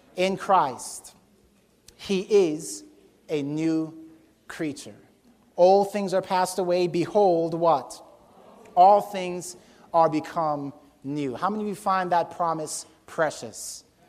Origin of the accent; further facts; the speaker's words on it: Jamaica; born there; I was born in Jamaica. Not that Jamaica was an empty, void, dark place. I just happened to be born in Jamaica.